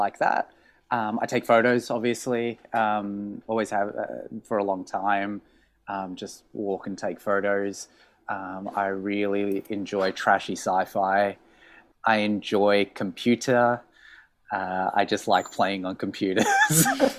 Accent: Australia; accent: honking; moved away as an adult; As you can probably hear from my honking accent, I'm from Australia. I moved here just a little over 3 years ago.

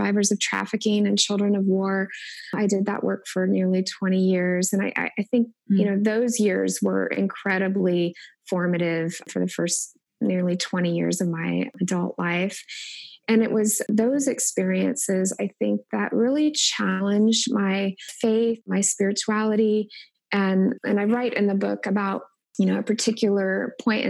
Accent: Indianapolis, Indiana, United States; moved away as an adult; also born or lived in Wilmore, Kentucky; now in Omaha, United States; Growing up in Indianapolis, we attended church at least 3 times a week

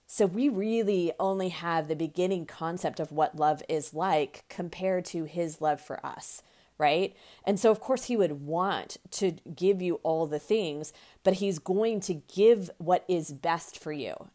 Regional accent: United States; the United States. Um, of course, that's my, my home country

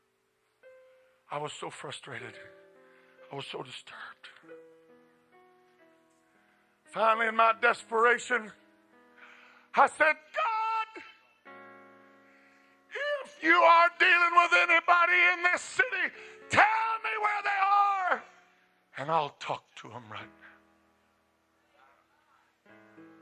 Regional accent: Colorado, United States; moved away; I was born and raised in Colorado

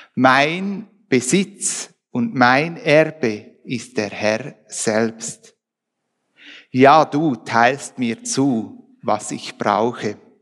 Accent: Switzerland; bei uns in der Schweiz

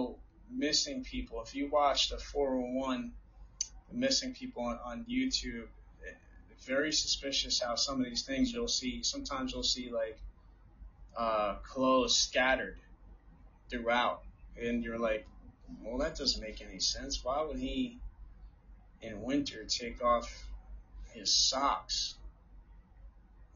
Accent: New Jersey, United States; from my home state, New Jersey

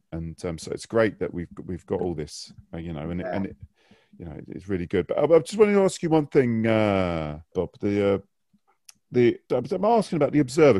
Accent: London, United Kingdom; I was a QPR fan. I moved down here from West London.

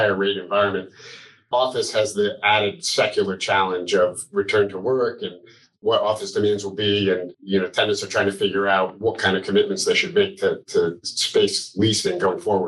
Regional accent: Armonk, New York, United States; I grew up in Armonk, New York

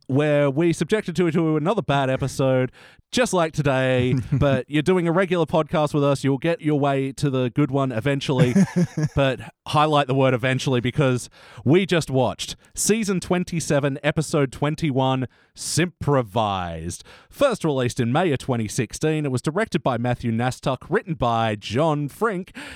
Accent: Australia; we're the only country that eats our coat

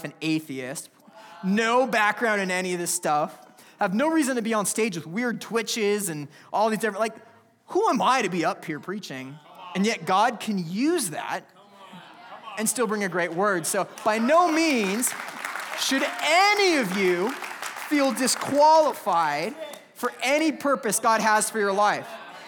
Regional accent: California, United States; I come from California where I wear t-shirts on Christmas.

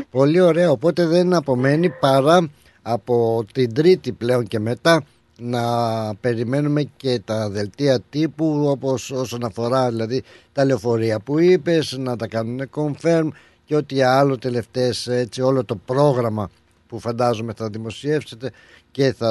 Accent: Greece; Όσο και εσείς θέλετε να πετύχει αυτή μας η εκδήλωση, τόσο άλλο και εμείς σαν Έλληνες.

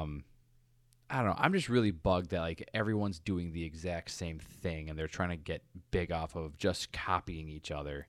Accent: United States; I'm an American

